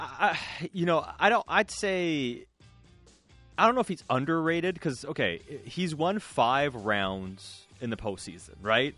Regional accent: North Vancouver, British Columbia, Canada; growing up in North Shore, there used to be a Burger King on Marine Drive

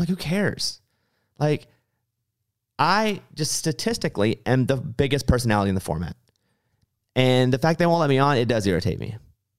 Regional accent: Arkansas, United States; The past few years I've had to go a lot, but I grew up in Arkansas. We didn't go to Los Angeles. So that's all new to me.

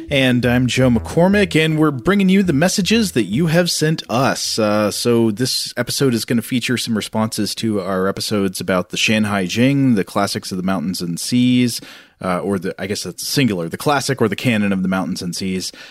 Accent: Krakow, Lesser Poland, Poland; I come from Krakow, Poland, which used to be Poland's capital for many centuries, and our local mythical slash folklore symbol is a dragon.

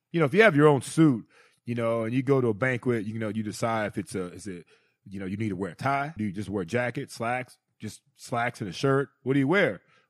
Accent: United States; now in South Florida, United States; You know, first of all, I'm coming from Ohio/Pennsylvania, coming to South Florida. It's April. Still a little cold up there.

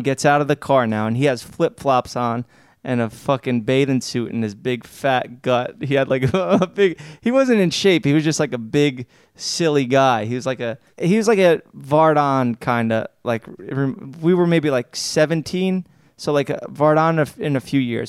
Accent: New York City, New York, United States; growing up in Staten Island, I'm around a bunch of scumbags

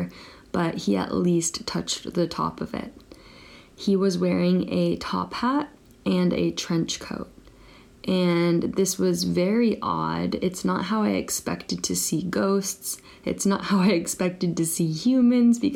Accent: Northern California, United States; now in Japan; I currently live in Japan and I'm from Northern California

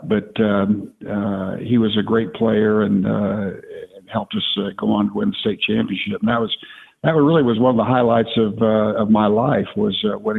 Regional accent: Oklahoma City, Oklahoma, United States; also born or lived in Tulsa; Yeah, well, actually, I was born in Tulsa and raised there until I was 6 years old. My dad divorced my mom, and my mom moved back to Oklahoma City

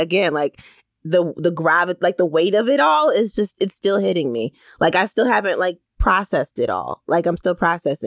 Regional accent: Bridgeport, Connecticut, United States; I'm a girl from Bridgeport

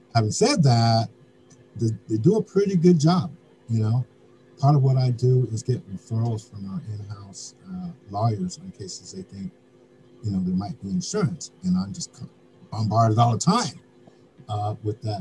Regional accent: Denver, Colorado, United States; now in New York, United States; the city of Denver, my hometown

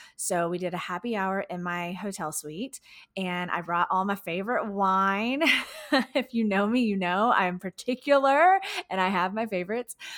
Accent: Houston, Texas, United States; my, my hometown, Houston, Texas.

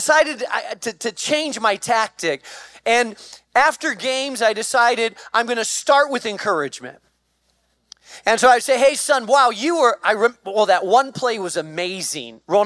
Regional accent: Spain; moved away; I grew up in Spain

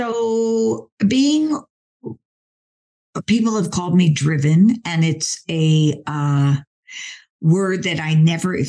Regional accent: Philadelphia, Pennsylvania, United States; I'm from Philly.

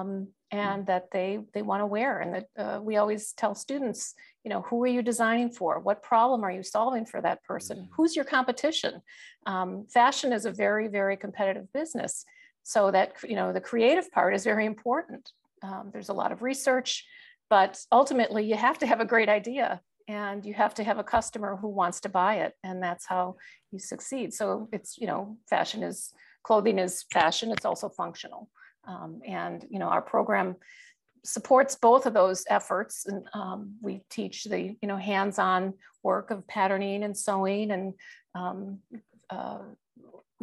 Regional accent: Milwaukee, Wisconsin, United States; I'm from Milwaukee. I have those Midwestern values

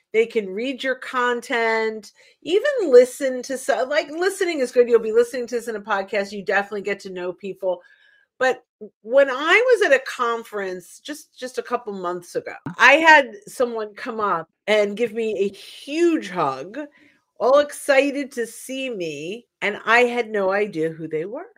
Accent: New Yorker, New Jersey, United States; also born or lived in New York; because I'm a New Yorker, North Jersey, I say error. I add that R at the end.

